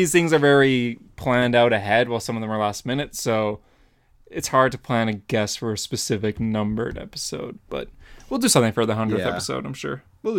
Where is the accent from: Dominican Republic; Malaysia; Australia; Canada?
Canada; Tim Horton's donuts are superior, of course, as a Canadian.